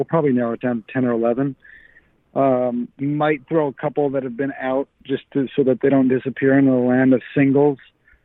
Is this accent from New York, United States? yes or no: yes; Buffalo, New York, United States; now in Nashville, United States; I grew up in Buffalo, New York